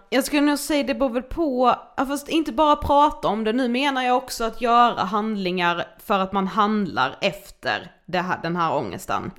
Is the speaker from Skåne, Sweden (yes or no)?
no; Karlshamn, Blekinge, Sweden; now in Stockholm, Sweden; jag är hemma i Karlshamn som ju vi är nu